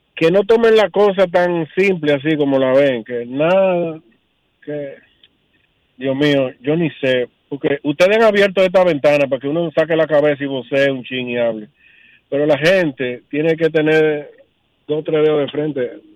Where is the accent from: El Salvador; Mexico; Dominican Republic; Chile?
Dominican Republic